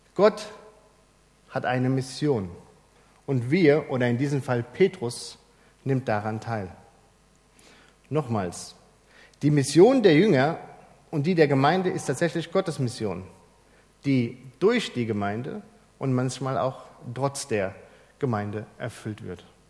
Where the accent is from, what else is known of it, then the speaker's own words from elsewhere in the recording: Germany; bei uns in Deutschland